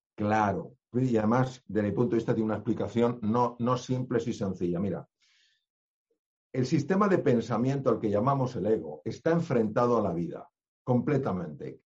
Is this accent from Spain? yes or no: yes; Spain; yo soy español